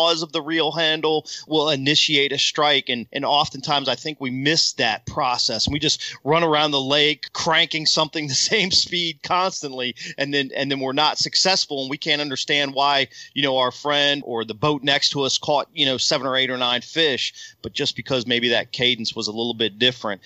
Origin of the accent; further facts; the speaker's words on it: Virginia, United States; moved away as an adult; now in Texas, United States; growing up on the Potomac River